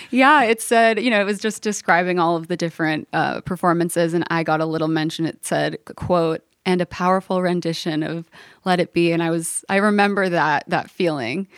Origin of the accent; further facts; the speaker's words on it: Los Angeles, California, United States; moved away as an adult; also born or lived in New York / Nashville; I grew up right in the heart of L A in a neighborhood called Brookside that's kind of just south of Hancock Park